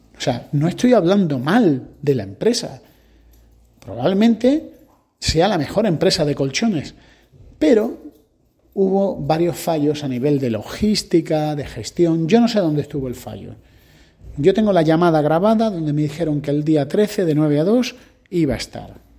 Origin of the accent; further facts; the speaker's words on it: Spain; como españoles tenemos que aprender